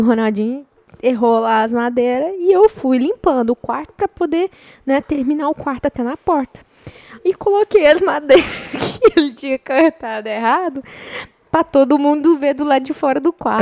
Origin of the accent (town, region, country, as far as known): Goiás, Brazil; moved away